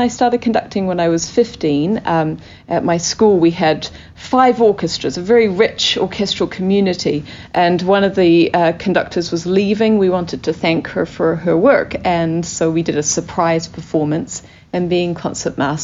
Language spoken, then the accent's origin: English; New Zealand; moved away as an adult; also born or lived in Christchurch; I come from New Zealand, which is a very small country.